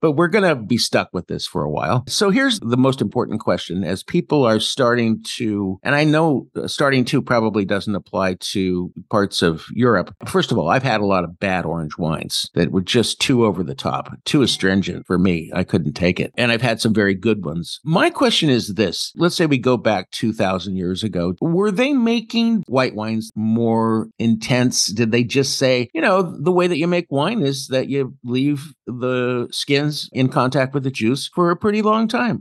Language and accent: English; Paso Robles, California, United States; I come from the Paso Robles region of California